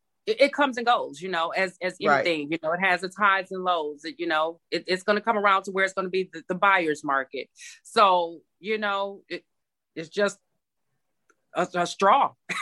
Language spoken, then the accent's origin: English; Michigan, United States; now in Georgia, United States; I am originally from Michigan, and I have resided in Georgia since 1997.